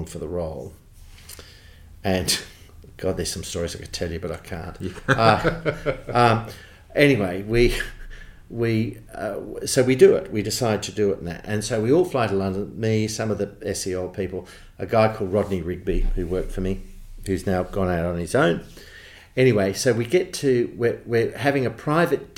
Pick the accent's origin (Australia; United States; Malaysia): Australia; accent: Australian; I was very conscious of my Australian accent